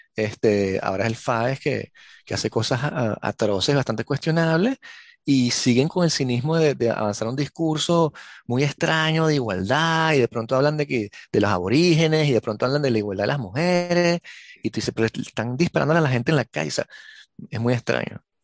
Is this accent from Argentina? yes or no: no; Venezuela; born or raised there